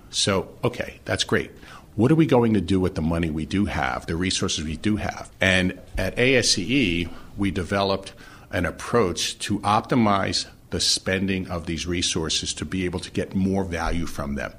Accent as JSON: {"language": "English", "town": "New York City", "region": "New York", "country": "United States", "tie": "born or raised there", "moved": "as an adult", "lives_now": "Philadelphia, United States", "said": "I, uh, was born and raised in Brooklyn, New York"}